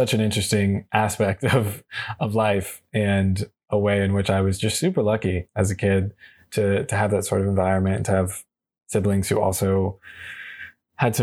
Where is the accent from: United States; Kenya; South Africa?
United States; being an American